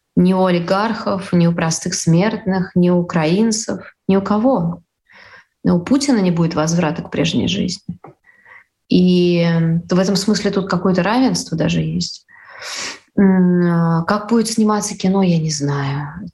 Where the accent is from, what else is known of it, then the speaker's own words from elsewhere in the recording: Saint Petersburg, Russia; я из Петербурга